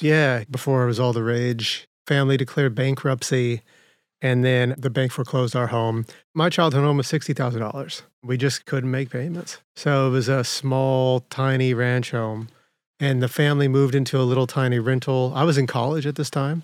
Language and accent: English; Winslow, Arizona, United States; also born or lived in San Jose, California; I was born in San Jose, California, but really grew up in Winslow, railroad town.